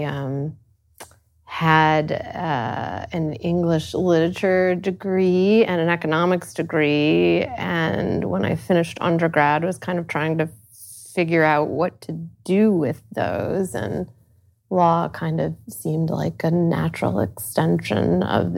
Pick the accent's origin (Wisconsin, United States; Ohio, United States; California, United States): Ohio, United States; Sandusky; moved away as an adult; I grew up in Sandusky, Ohio